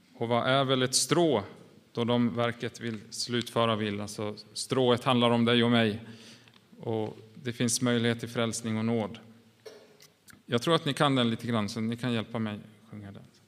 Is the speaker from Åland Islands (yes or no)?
yes; Åland Islands; vi kommer ju från Åland